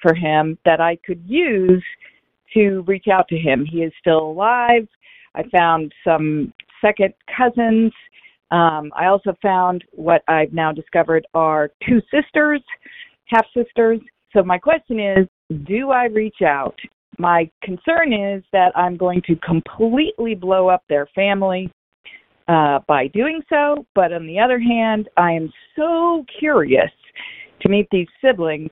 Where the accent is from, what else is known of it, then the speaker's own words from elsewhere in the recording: New York City, New York, United States; I am a product of a one-night stand tryst in New York City. Oh, I'm 56 years old. New York City, 1964